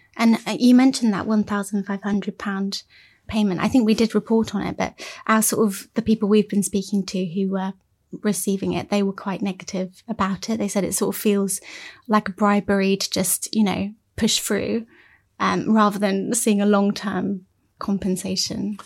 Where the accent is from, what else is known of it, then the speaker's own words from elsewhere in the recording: Cornwall, South West England, United Kingdom; I'm from Cornwall